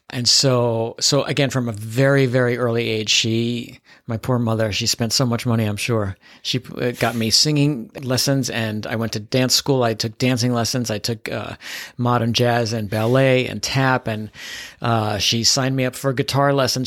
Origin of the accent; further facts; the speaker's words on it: New York City, New York, United States; also born or lived in Manhattan; I was born and raised in the Bronx